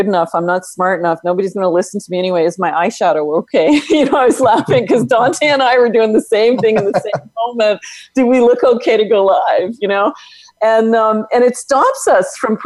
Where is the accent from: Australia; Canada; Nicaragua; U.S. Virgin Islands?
Canada; Northern Canada; I'm not only from Canada, I'm from Northern Canada